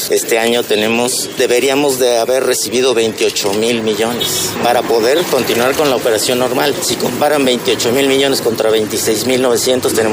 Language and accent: Spanish; Mexico; Ay, veras, cómo somos los mexicanos.